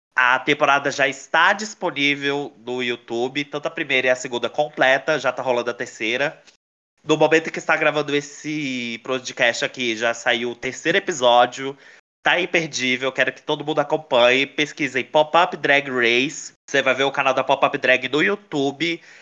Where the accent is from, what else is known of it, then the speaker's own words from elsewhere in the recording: Brasília, Federal District, Brazil; tem aqui em Brasília, onde eu moro, que eu sou daqui de Brasília